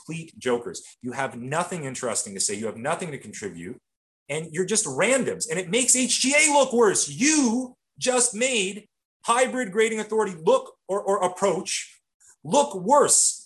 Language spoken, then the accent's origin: English; Canada; as a Canadian